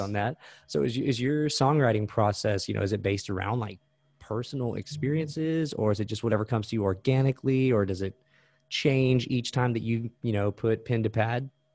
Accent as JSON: {"language": "English", "region": "Texas", "country": "United States", "said": "I'm from Texas"}